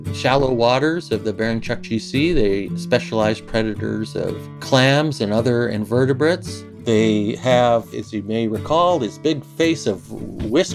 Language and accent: English; Winnipeg, Manitoba, Canada; moved away as an adult; also born or lived in United States; now in Anchorage, United States; I was born in the United States and as a U.S. citizen, but moved at a very early age to Winnipeg, Manitoba, Canada.